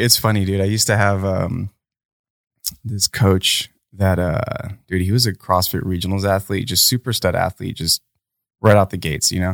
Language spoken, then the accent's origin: English; United States; me being American and privileged